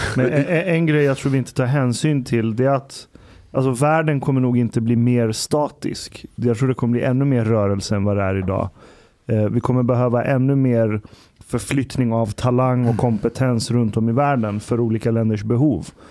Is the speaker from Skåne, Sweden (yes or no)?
no; Stockholm, Stockholm County, Sweden; moved away as an adult; also born or lived in Uppsala; Vi var ju minoritet stockholmare i vår klass